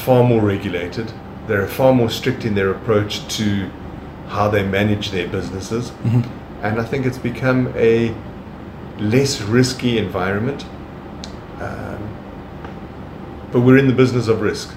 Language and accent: English; Johannesburg, Gauteng, South Africa; I'm Italian of origin. I was born in Johannesburg and grew up there and did all my schooling in Johannesburg